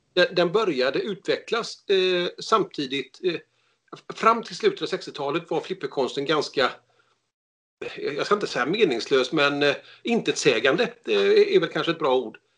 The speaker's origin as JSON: {"language": "Swedish", "town": "Gothenburg", "region": "Västra Götaland", "country": "Sweden", "said": "Jag är från Göteborg"}